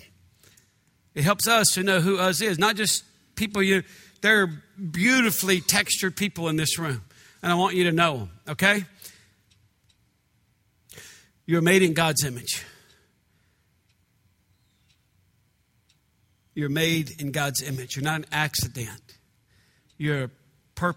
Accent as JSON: {"language": "English", "country": "United States", "said": "I'm from America, the United States"}